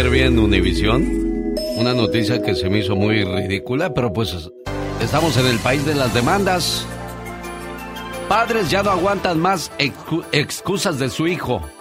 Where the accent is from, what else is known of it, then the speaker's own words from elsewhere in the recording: Sinaloa, Mexico; A ver, un día salí de Sinaloa pero Sinaloa nunca salió de mí.